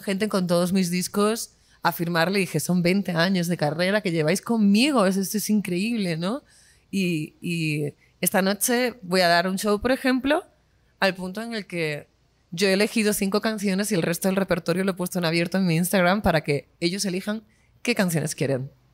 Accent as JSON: {"language": "Spanish", "country": "Spain", "said": "soy artista española"}